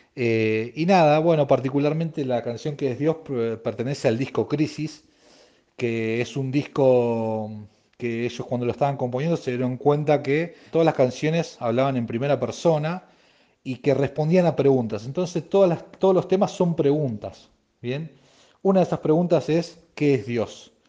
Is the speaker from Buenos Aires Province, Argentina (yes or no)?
yes; Mar del Plata, Buenos Aires Province, Argentina; soy de Mar del Plata